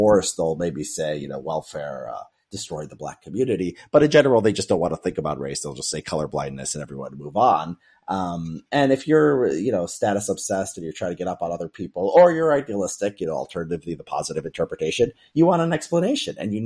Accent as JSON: {"language": "English", "town": "Chicago", "region": "Illinois", "country": "United States", "tie": "born or raised there", "said": "I grew up in the south suburbs of Chicago"}